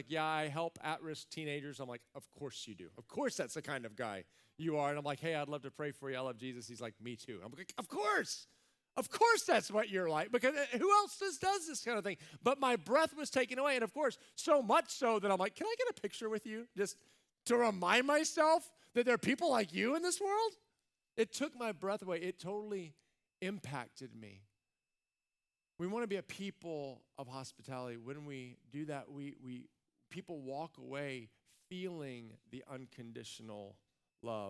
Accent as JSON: {"language": "English", "country": "United States", "said": "we're American"}